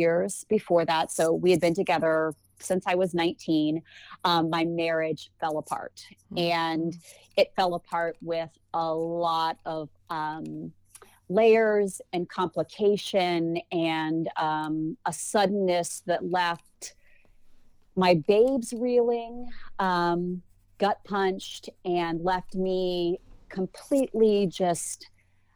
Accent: Ohio, United States; I've been born and bred in Ohio.

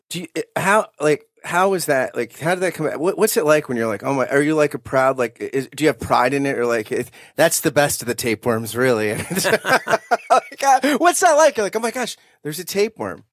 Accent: New Jersey, United States; I grew up in South Jersey

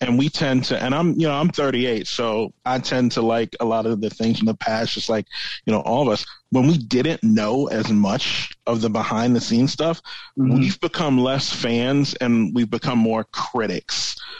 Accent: New York City, New York, United States; I'm from Queens, New York

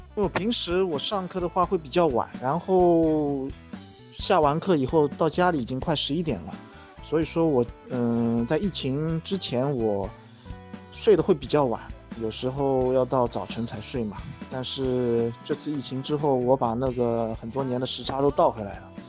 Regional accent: Shanghai, China; 我来自上海，我是一名巴西柔术黑带。呃，我现在是一名全职的巴西柔术教练，在上海经营着自己的柔术训练馆

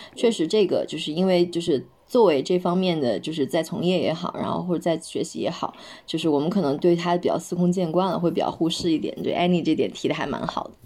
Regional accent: Inner Mongolia, China; 就像内蒙古我的家乡，就大一点的城市

